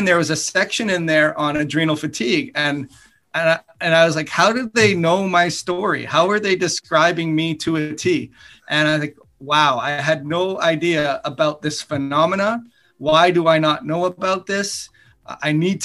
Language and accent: English; Canada; moved away as an adult; also born or lived in United States; I grew up in Canada